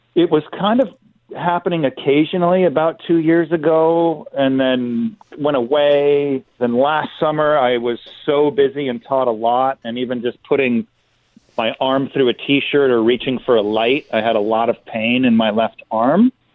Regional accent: Los Angeles, California, United States; I grew up in Los Angeles

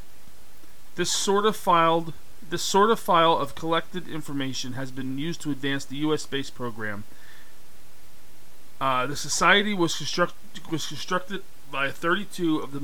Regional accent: Pennsylvania, United States; my home state, which is Pennsylvania.

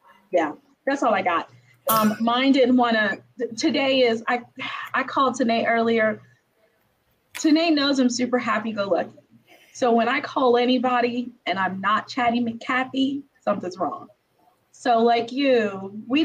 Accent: Brooklyn, New York, United States; my hometown, Brooklyn

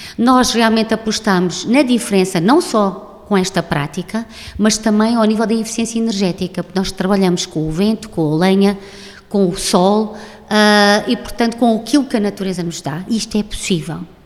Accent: Alentejo, Portugal; nós, enquanto alentejanos e enquanto portugueses

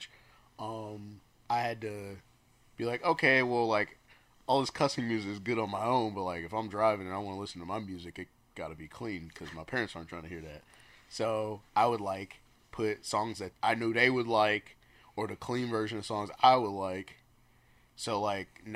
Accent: Detroit, Michigan, United States; moved away; I'm originally from Detroit

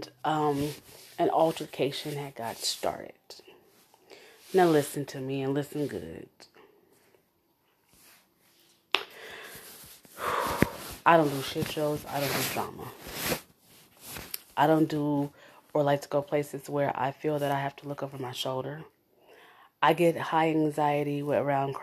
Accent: Omaha, Nebraska, United States; I was raised in North Omaha. I was raised in the bottoms. Born and raised, baby.

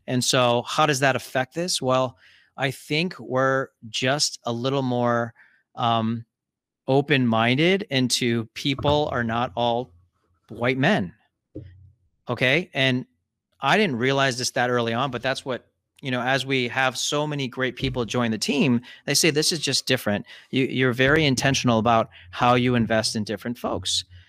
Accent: Columbus, Ohio, United States; also born or lived in Cincinnati, Ohio / Chicago, Illinois; I'm actually speaking from Columbus, Ohio, and pretty much grew up here.

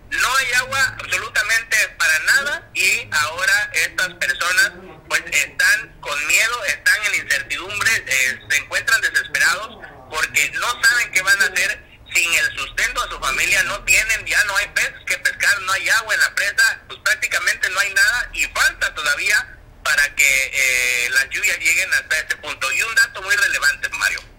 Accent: Guerrero, Mexico; somos paisanos, costeños de toda la vida.

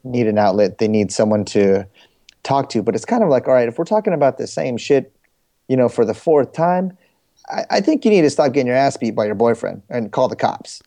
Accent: Bay Area, California, United States; also born or lived in San Jose, California / Riverbank, California / San Diego, California / Fremont, California; I'm originally from the Bay Area

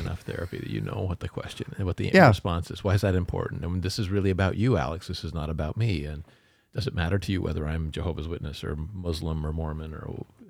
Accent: Canada; because I grew up in Canada.

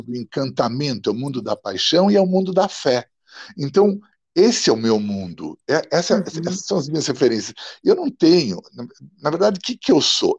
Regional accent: São Paulo, Brazil; first language Italian; Portuguese is a second language; also born or lived in Milan, Italy; Quando eu cheguei aqui, cinco, seis anos por aí, meus pais me colocaram num colégio

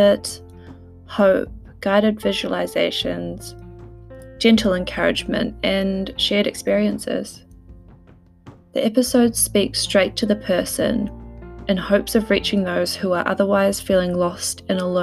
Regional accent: New Zealand; now in United Kingdom; I'm a Kiwi living in the UK

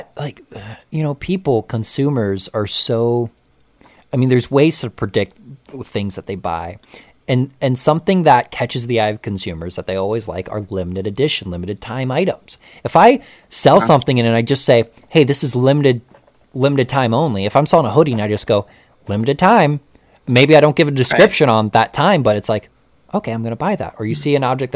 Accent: United States; growing up around Amish country

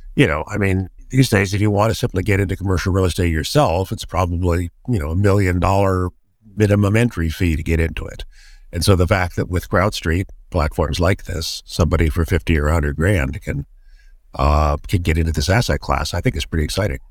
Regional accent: Silicon Valley, California, United States; I've been in Silicon Valley my entire life

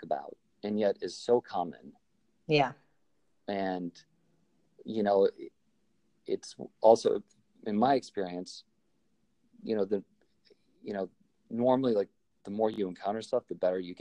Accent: outside of Chicago, Illinois, United States; we grew up outside of Chicago

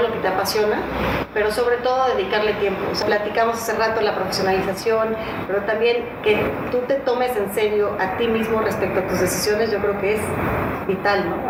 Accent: Mexico; como mexicanos

